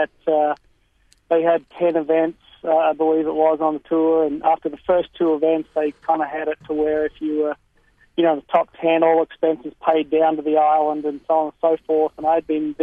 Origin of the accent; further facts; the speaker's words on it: Brisbane, Queensland, Australia; moved away as an adult; also born or lived in Texas; now in United States; I was born and raised in Brisbane, lived over there in Australia until about 1997.